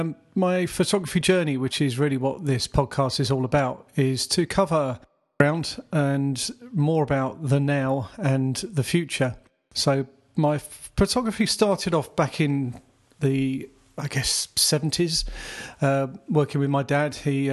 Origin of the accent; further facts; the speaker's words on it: South East England, United Kingdom; now in Croydon, United Kingdom; I was born in Surrey, southeast England. I currently live in Croydon. Actually been in the area for most of my life, mid-50s.